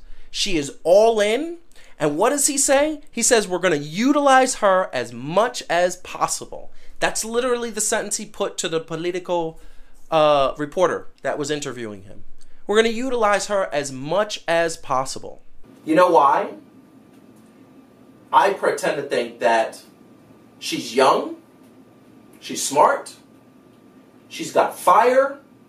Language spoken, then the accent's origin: English; New York City, New York, United States; I grew up in Cypress Hills, Brooklyn, which is a Latino community. I also grew up in Hollis, Queens, which is predominantly African-American.